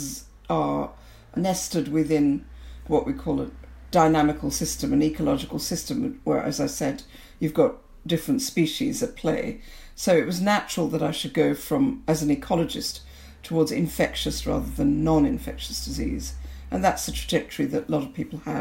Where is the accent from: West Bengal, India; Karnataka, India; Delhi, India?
West Bengal, India; Kolkata; moved away as an adult; also born or lived in Liberia; now in United Kingdom; So there I was growing up in Calcutta. So we moved around a bit when I was in primary school. But for secondary school and what I call my formative years, we were in Calcutta.